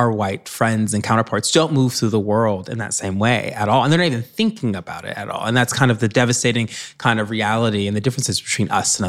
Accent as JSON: {"language": "English", "region": "the South", "country": "United States", "tie": "born or raised there", "said": "this is kind of affirming to my own experiences growing up in the South."}